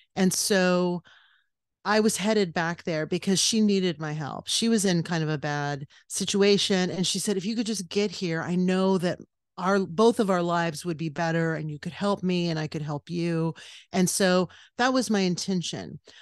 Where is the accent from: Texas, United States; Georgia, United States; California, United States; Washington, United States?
California, United States; West Covina; born or raised there; moved away; also born or lived in New York / New Mexico / Los Angeles